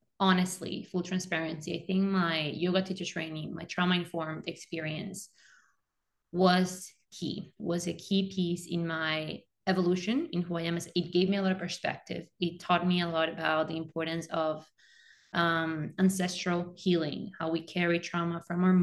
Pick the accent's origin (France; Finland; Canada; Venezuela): Venezuela; moved away as an adult; now in United States; I'm also an immigrant, I'm originally from Venezuela. Since I graduated high school in my country, moved to the US for my undergrad